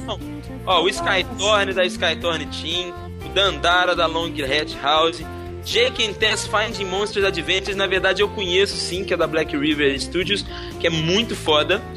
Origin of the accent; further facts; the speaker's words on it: Belo Horizonte, Minas Gerais, Brazil; ter vindo de Belo Horizonte, que é a minha terra